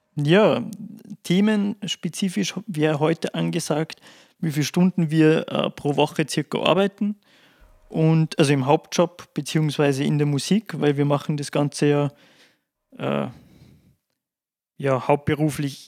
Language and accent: German; Salzburg, Austria; bei uns in Salzburg